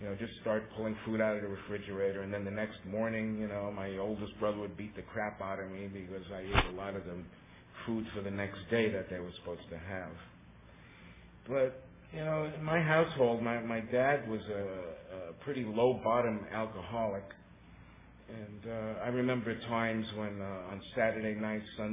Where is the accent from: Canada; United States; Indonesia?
United States; New York City, New York; moved away; also born or lived in Long Island; I was born on the Lower East Side in New York City